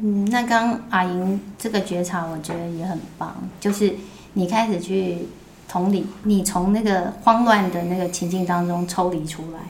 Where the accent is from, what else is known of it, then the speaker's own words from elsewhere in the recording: Taipei, Taiwan; 我们以前住的那个地方还有那种， 因为在大王洞，对。那种旧社区